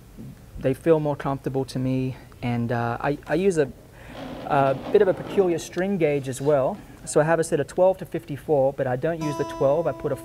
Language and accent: English; Australia; moved away as an adult; also born or lived in Nashville, United States; now in Montana, United States; It's nice to be back in Nashville. I was living here for 12 years. I'm from Australia originally, but moved down to Nashville